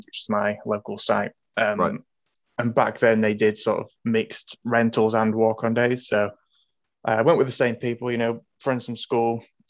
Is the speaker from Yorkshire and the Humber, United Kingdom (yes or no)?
yes; Scunthorpe, Yorkshire and the Humber, United Kingdom; I'm from Scunthorpe